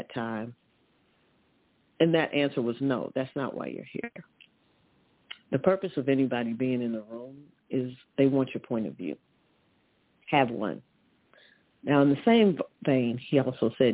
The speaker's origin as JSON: {"language": "English", "region": "Missouri", "country": "United States", "tie": "born or raised there", "also_born_or_lived": "California", "moved": "as an adult", "lives_now": "New Jersey, United States", "said": "I'm a Midwest girl. I grew up in the Show Me State"}